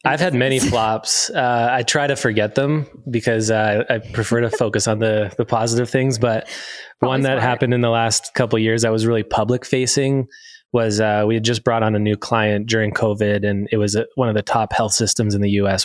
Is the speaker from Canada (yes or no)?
yes; Sarnia, Ontario, Canada; now in Alberta, Canada; I'm from Ontario, a little place called Sarnia, Ontario, right are by the border.